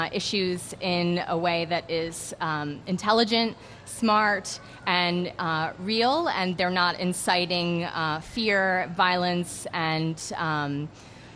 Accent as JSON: {"language": "English", "town": "York", "region": "Pennsylvania", "country": "United States", "said": "I'm from York"}